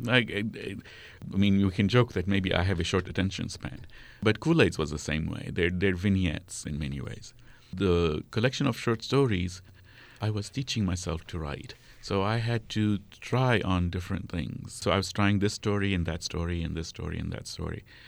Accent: Kuwait; first language Arabic; moved away; also born or lived in Amman, Jordan / Lebanon; I grew up in Kuwait

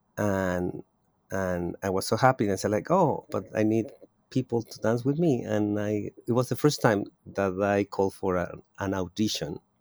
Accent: Mexico City, Mexico; moved away as an adult; now in Oakland, United States; I was born in Mexico City. I am a native of Mexico City, and I immigrate thirty-three years ago to the Bay Area

